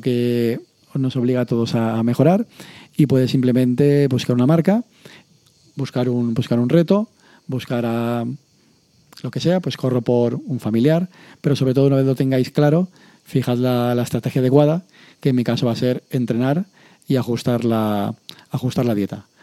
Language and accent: Spanish; Castellón de la Plana, Valencian Community, Spain; aquí a Castellón